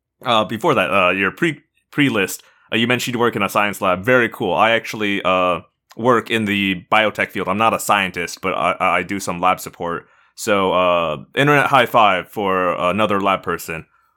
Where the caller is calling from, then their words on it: Israel; I'm a listener from Israel